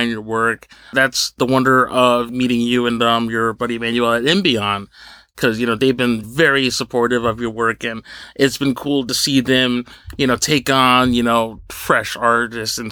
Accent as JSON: {"language": "English", "region": "New Jersey", "country": "United States", "tie": "born or raised there", "said": "I grew up in Jersey, and Clifton, New Jersey"}